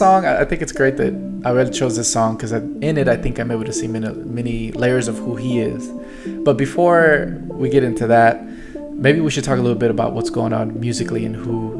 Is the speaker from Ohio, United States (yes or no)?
no; Oakland, California, United States; I was born in Oakland, San Francisco Bay Area is my home.